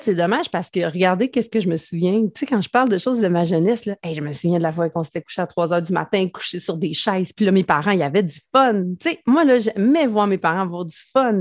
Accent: Mandeville, Quebec, Canada; also born or lived in Saint-Gabriel; je viens de Mandeville, en fait, euh, qui est comme le village voisin d'où j'habite maintenant. Là, je suis revenue vraiment euh, aux sources

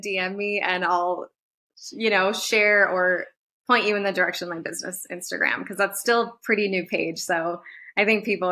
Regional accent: Nicaragua; now in Reno, United States; I'm from Nicaragua

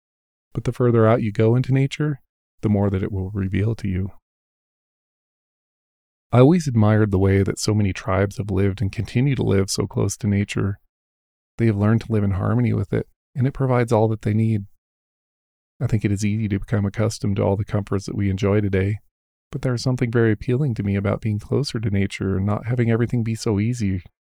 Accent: Rocky Mountains, United States; I was blessed with growing up in the Rocky Mountains, and that has been my playground for nearly all of my life. Growing up in the mountains and spending so much time out in nature has been absolutely the best part of my life.

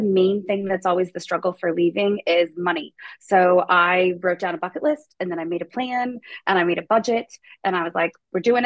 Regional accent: Pacific Northwest, United States; moved away; I'm from the Pacific Northwest.

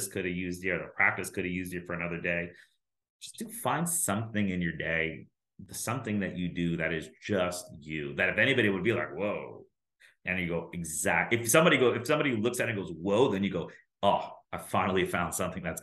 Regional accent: New York, United States; I'm from New York

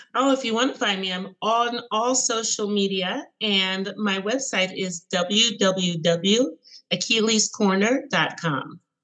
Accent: United States; I am born in in the United States

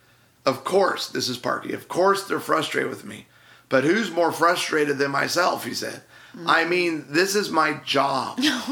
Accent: Chicago, Illinois, United States; So the my Chicago Bears, because I'm from Chicago.

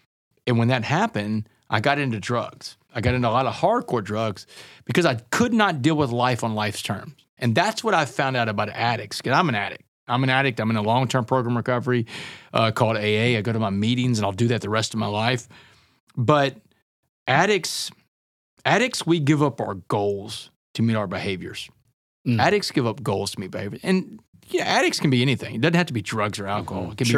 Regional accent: Texas, United States; Oh, absolutely. I mean, what little boy growing up in Texas doesn't either want to play for the Aggies or against the Aggies?

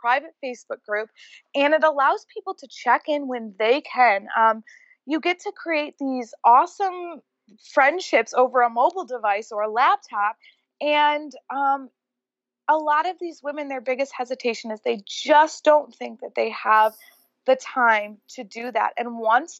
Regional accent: Rochester, New York, United States; moved away as an adult; also born or lived in Los Angeles, California; I just moved back to my hometown of Rochester, New York from living

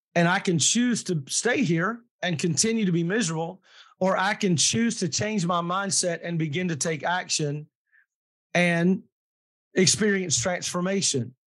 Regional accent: Kentucky, United States; I'm from Kentucky and mm. um, I was raised very traditionally.

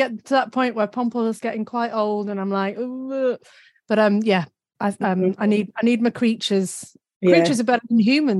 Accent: Cheshire, North West England, United Kingdom; moved away as an adult; also born or lived in Leeds; now in Australia; My mum and dad are Geordies and I grew up in Cheshire.

